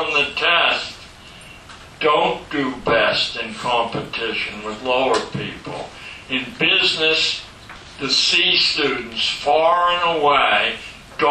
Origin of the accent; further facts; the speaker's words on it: Pittsburgh, Pennsylvania, United States; growing up in Pittsburgh, Pennsylvania